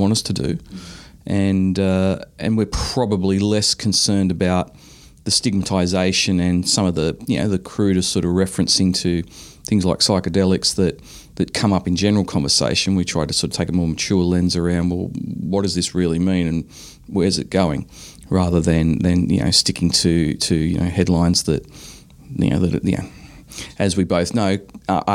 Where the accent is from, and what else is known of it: Australia